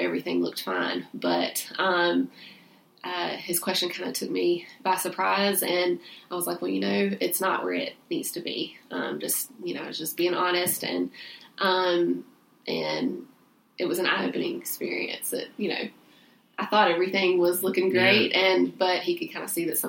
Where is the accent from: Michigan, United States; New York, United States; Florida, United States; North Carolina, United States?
North Carolina, United States; Salisbury; I'm originally from Salisbury, North Carolina. That's where I grew up and went to high school and everything